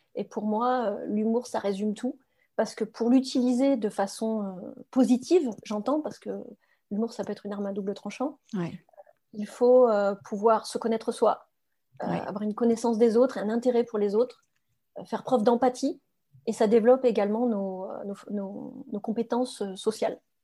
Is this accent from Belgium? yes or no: no; France; first language French; moved away as an adult; also born or lived in England; je suis quand même française